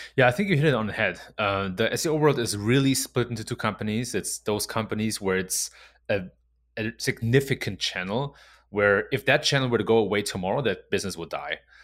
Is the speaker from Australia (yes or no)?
no; Germany; moved away as an adult; also born or lived in Silicon Valley, United States; I was born and raised in Germany. Uh, and then in my mid-twenties, I came to the U S, and I spent six years in Silicon Valley